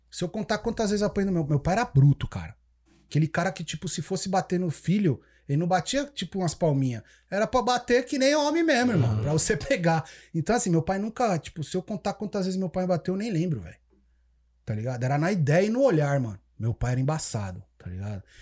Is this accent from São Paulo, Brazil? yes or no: yes; São Paulo, Brazil; now in Canada; São Paulo, freguesia do Ó, Cachoeirinha, velho.